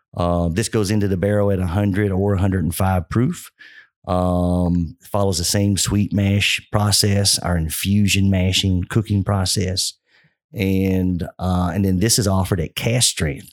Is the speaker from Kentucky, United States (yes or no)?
yes; Kentucky, United States; growing up in Kentucky